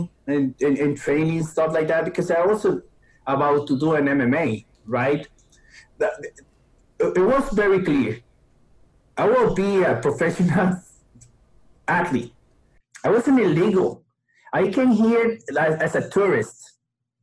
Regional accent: Costa Rica; English is a second language; moved away as an adult; now in United States; I come from Costa Rica. And I came here at 20 years old

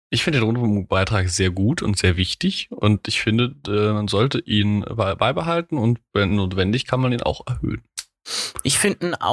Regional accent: Mainz, Rhineland-Palatinate, Germany; accent: Mainzerisch; Ich spabbel hier Mainzerisch, da versteht mich auch keiner.

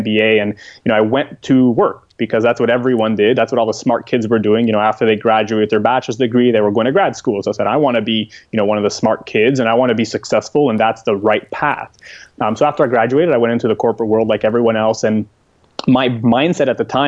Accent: Montreal, Quebec, Canada; moved away as an adult; I am from Montreal, Canada, but these days you can find me pretty much a little bit everywhere.

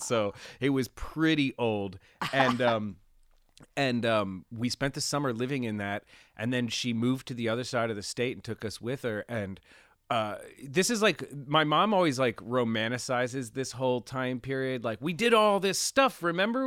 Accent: Pennsylvania, United States; also born or lived in Reading, Pennsylvania / Pittsburgh area; I was born in Pennsylvania, um, in Lancaster General Hospital in Pennsylvania

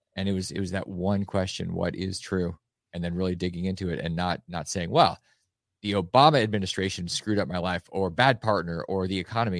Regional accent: Alaska, United States; I grew up in Alaska

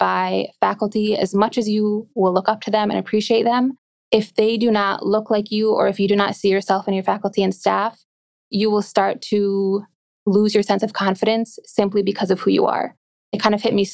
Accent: Glendale, Wisconsin, United States; I've always lived in the suburbs of Milwaukee. That's where I was born and raised

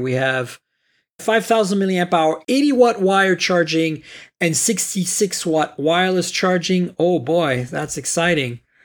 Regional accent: Canada; I'm Canadian

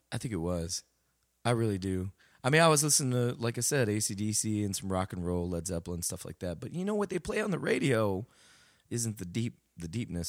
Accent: San Antonio, Texas, United States; also born or lived in Dallas, Texas; originally I was um, San Antonio, and um, you know I I started um, you know preschool, elementary around there, mm-hmm. and um, that was the south side of San Antonio, and then uh, my my parents uh, moved to Dallas um, mm-hmm. for a job, so then I pretty much finished the rest of my school career kind of in Dallas until high school and went back to San Antonio

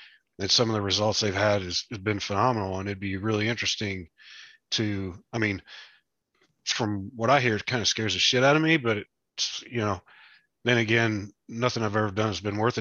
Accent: West Virginia, United States; I grew up in West Virginia. We had horses.

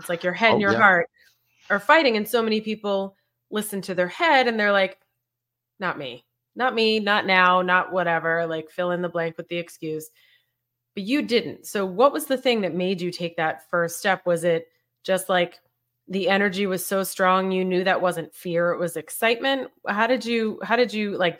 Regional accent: Boston, Massachusetts, United States; I'm from Boston

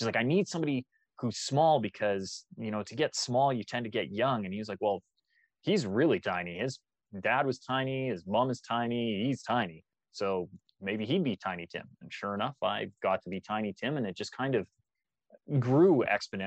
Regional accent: Calgary, Alberta, Canada; Born and raised in Calgary, Alberta

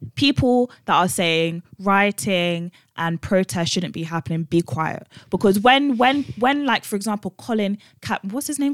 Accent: London, United Kingdom; we grew up one in West London and two in a black school

